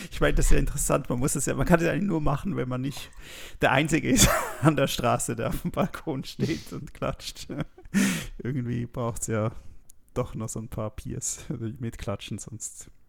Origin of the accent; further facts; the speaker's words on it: Switzerland; Ja, da kann ich irgendwie als Schweizer nichts dazu sagen.